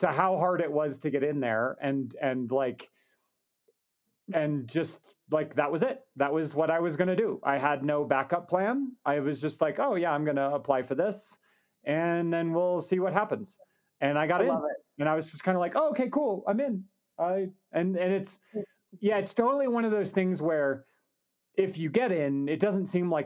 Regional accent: Wyoming, United States; I was from Wyoming, so I could get, resident tuition

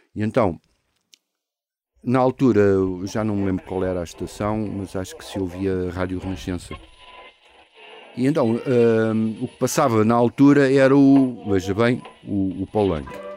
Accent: Lisbon, Portugal; em Lisboa, no, em Campolide, que era do meu avô, onde eu cresci

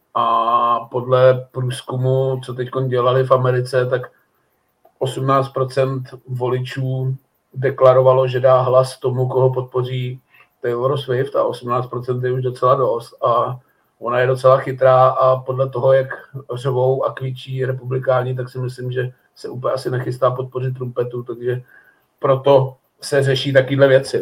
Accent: Týnov, northern Bohemia, Czechia; moved away; já mám spoustu známých tam na severu, protože jsem z Týnova

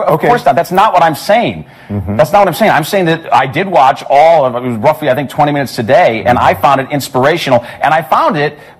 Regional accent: Chicago, Illinois, United States; what's happening in my hometown of Chicago, …'s hometown.

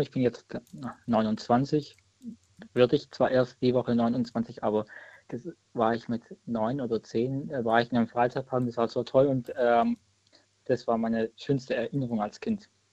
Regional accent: Leutenbach, Baden-Württemberg, Germany; Ich bin aus Leutenbach, das ist auch in der Nähe von Weibling Stuttgart

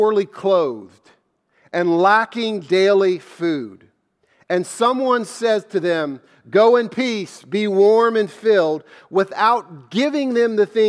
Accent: the South, United States; Of course I do. I'm from the South. Everyone believes in God.

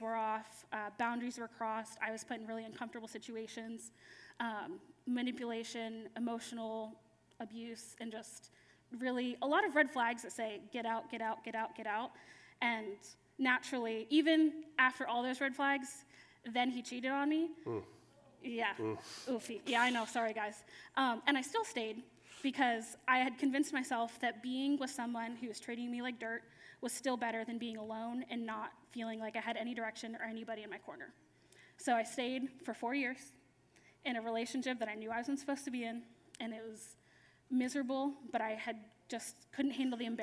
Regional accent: Pennsylvania, United States; moved away as an adult; now in Orlando, United States; I'm not from Florida. I'm from Pennsylvania

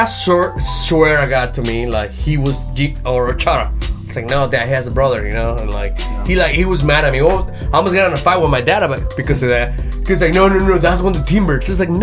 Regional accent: Jalisco, Mexico; moved away; I'm from Jalisco, but all my family's from Nayarit.

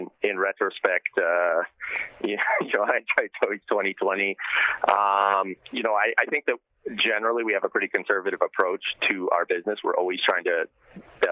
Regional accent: Homer, Alaska, United States; I'm actually calling in from Homer, Alaska right now, my hometown.

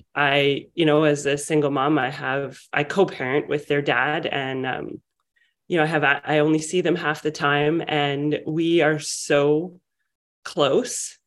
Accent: Vancouver, British Columbia, Canada; I'm from Vancouver, British Columbia

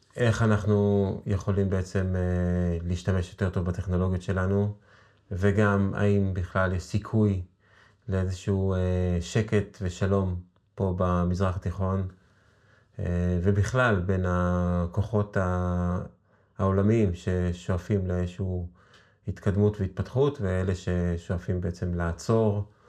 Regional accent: Israel; יש לנו כישראלים, כישראל, יהודים

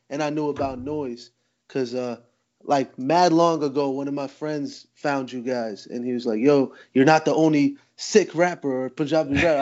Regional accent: New Jersey, United States; Jersey my whole life

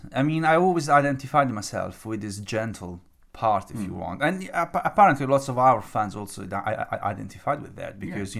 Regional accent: Italy; moved away as an adult; now in United Kingdom; for me, being Italian is much more about the drama and the setup

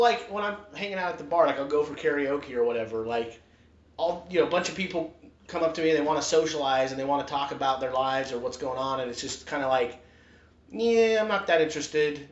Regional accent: Utah, United States; I grew up in Utah.

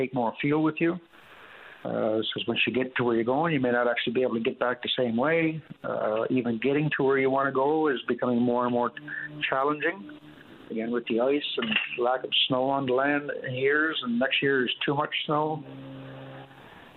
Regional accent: Makkovik, Newfoundland and Labrador, Canada; growing up in Mikovic, we used to be May, kilometers and kilometers out onto the Atlantic Ocean on snowmobile in May still, hunting seals

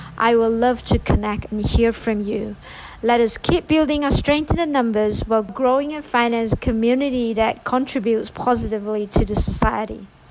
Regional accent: Malaysia; I myself as a Malaysian

